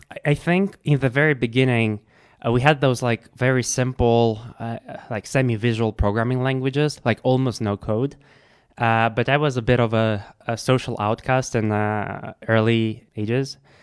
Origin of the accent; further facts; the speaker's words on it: Russia; I grew up in Russia